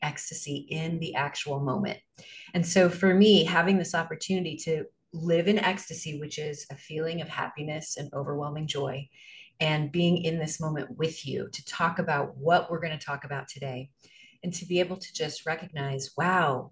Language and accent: English; Arnold, Missouri, United States; moved away as an adult; also born or lived in New York City; I am from Missouri. I grew up on a farm in a small town 20 miles south of St. Louis called Arnold, Missouri.